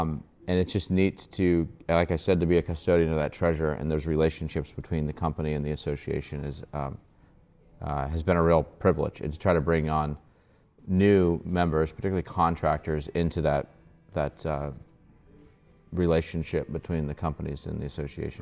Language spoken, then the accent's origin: English; Columbus, Ohio, United States; now in Kentucky, United States; I was born and raised in Columbus, Ohio